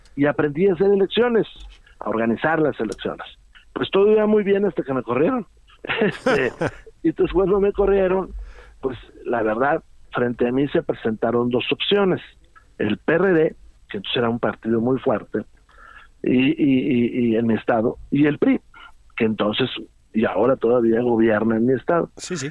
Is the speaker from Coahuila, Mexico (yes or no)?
yes; Saltillo, Coahuila, Mexico; mi tierra. Eh, Saltillo